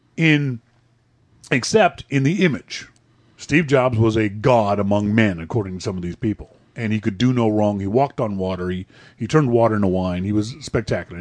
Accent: Halifax, Nova Scotia, Canada; I'm from Halifax, this is a four hundred year old city

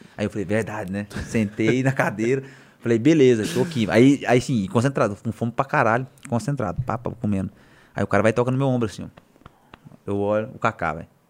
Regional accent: Goiânia, Goiás, Brazil; Eu falei, Goiânia

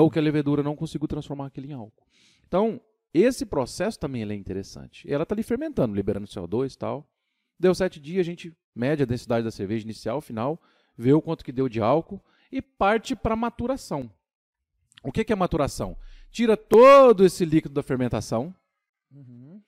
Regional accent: São Paulo, Brazil; now in Tocantins, Brazil; E nasci em São Paulo, fui criado em São Paulo, mudei para Tocantins em 2001

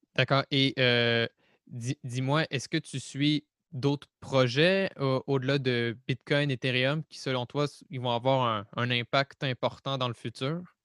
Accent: Quebec, Canada; je suis québécois

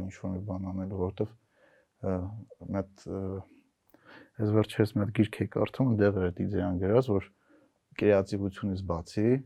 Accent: Vanadzor, Lori, Armenia; Ես Վանաձորում եմ մեծացել

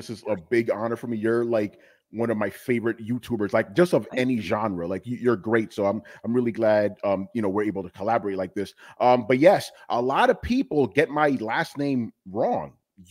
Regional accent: New York, United States; accent: New York; also born or lived in Dominican Republic; I've been living in New York since 1987. I came here from Dominican Republic in 1980.

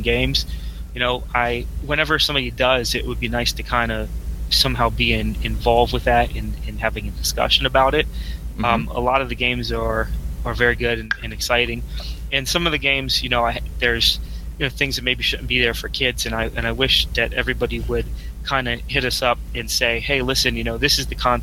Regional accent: Pittsburgh, Pennsylvania, United States; moved away; I was born in Pittsburgh, so it's kind of my hometown there.

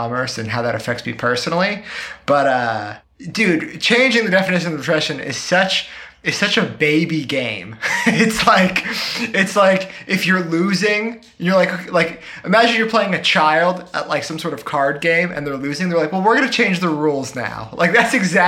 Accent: Pacific Northwest, United States; I'm from the Pacific Northwest

